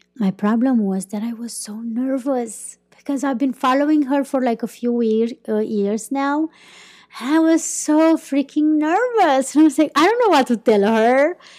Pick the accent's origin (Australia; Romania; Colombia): Romania; first language Romanian; English is a second language; moved away as an adult; also born or lived in Iceland; I started living more and more abroad than in my country